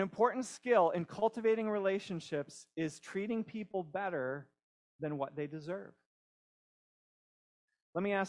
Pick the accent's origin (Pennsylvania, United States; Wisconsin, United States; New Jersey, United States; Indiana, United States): Pennsylvania, United States; We have a small house near where I grew up in Pennsylvania